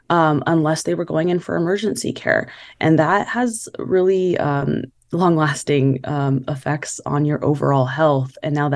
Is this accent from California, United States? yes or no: yes; Bakersfield, California, United States; I grew up in Bakersfield, and you know, it's bigger than Madera.